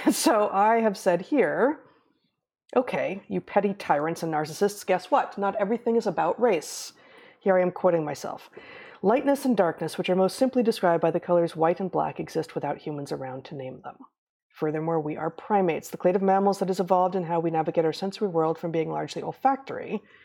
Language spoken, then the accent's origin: English; United States; I'm not gonna stop referring to myself as an American when I'm in America, when I'm in the United States of America